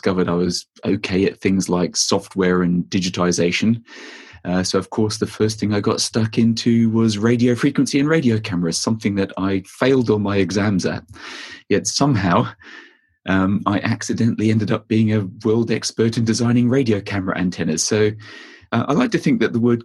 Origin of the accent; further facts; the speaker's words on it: Australia; moved away; also born or lived in France; I grew up in Australia